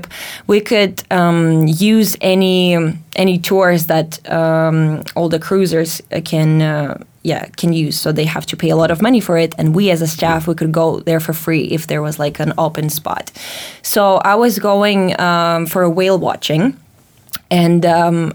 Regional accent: Latvia; moved away; growing up in Latvia

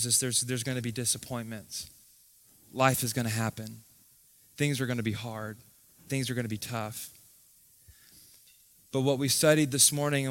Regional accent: Tallahassee, Florida, United States; I grew up here. I went to school here. I grew up in Tallahassee

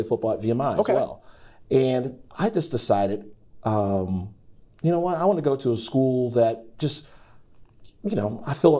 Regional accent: Long Island, New York, United States; born there; That's exactly right. I was born in Long Island.

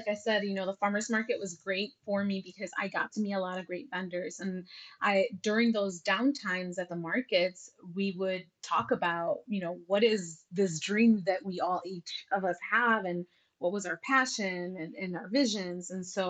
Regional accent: United States; Growing up in the United States and being a Latina, or just a first gen immigrant child, right?

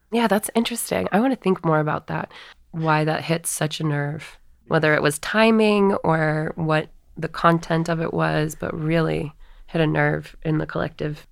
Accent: Northeast, United States; our Catholic church growing up in the Northeast

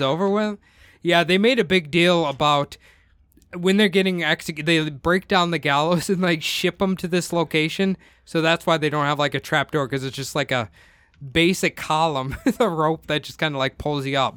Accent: Iowa, United States; I am from Iowa

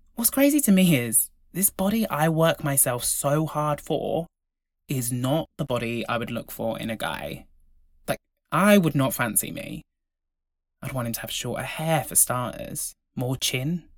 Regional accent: Devon, South West England, United Kingdom; I grew up in Devon.

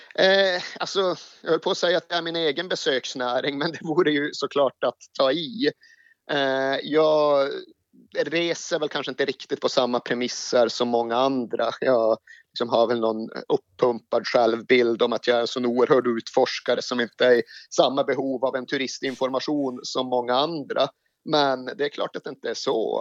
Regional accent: Malmberget, Norrbotten County, Sweden; now in Stockholm, Sweden; som eventuellt dialekten avslöjar så kommer jag inte från Stockholm utan jag är från Malmberget högst upp i Lappland

